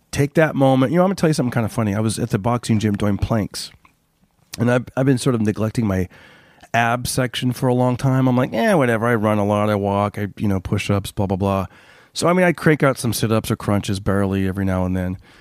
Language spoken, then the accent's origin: English; Clovis, California, United States; now in Los Angeles, United States; my hometown, Clovis, California